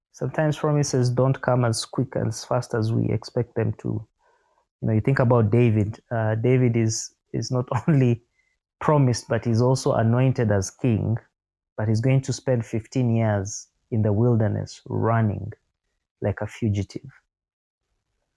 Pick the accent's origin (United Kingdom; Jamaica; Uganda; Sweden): Uganda; I was born in Uganda, in my particular family